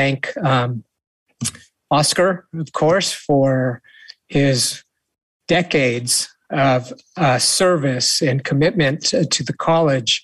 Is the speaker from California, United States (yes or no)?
yes; St. Helena, California, United States; growing up in St. Helena